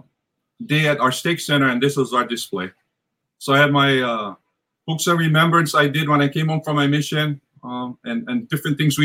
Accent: Hawaii, United States; I'm from Hawaii

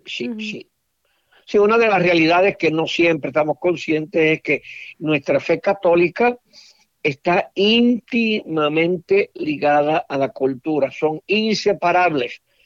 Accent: Puerto Rico; moved away as an adult; also born or lived in Cleveland, Ohio / Washington, D.C.; Yo fui párroco en mi tierra puertorriqueña

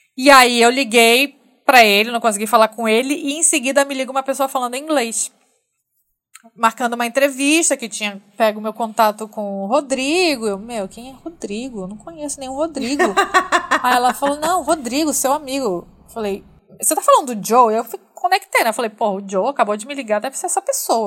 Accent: Manaus, Amazonas, Brazil; eu sou de Manaus, nascida e criada em Manaus

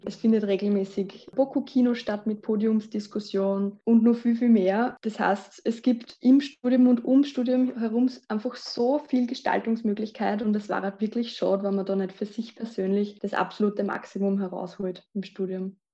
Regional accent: Lower Austria, Austria; moved away as an adult; now in Vienna, Austria; ich komme aus Niederösterreich.

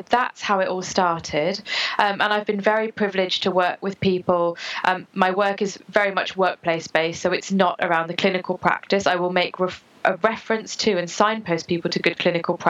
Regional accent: United Kingdom; also born or lived in United States; I was born in the States, and then I moved here

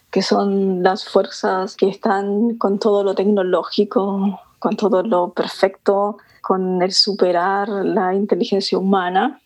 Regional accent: Chile; soy chilena también

